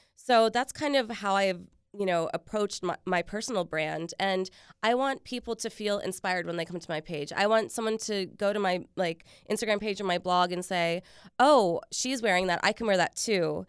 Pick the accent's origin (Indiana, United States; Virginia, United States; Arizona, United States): Virginia, United States; Richmond; now in Washington, D.C., United States; I was actually born here, but I grew up in Richmond